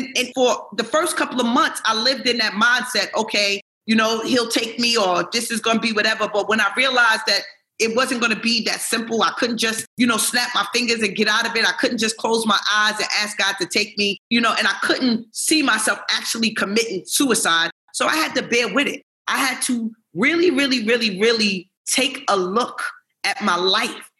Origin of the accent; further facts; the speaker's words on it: New York City, New York, United States; I grew up in New York City